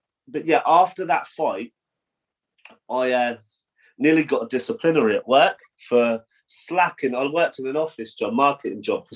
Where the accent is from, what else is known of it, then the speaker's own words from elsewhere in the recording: Portsmouth, South East England, United Kingdom; my hometown of Portsmouth